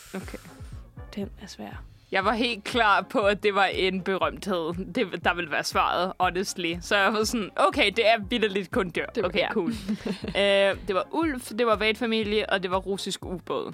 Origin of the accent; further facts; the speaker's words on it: Borup, Zealand, Denmark; jeg er vokset op øh, i Borup, lige, øh, lige syd for Roskilde